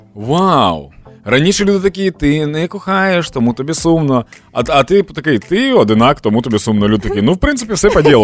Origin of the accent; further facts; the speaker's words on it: Dnipro, Dnipropetrovsk Oblast, Ukraine; в Дніпрі, в моєму рідному Дніпрі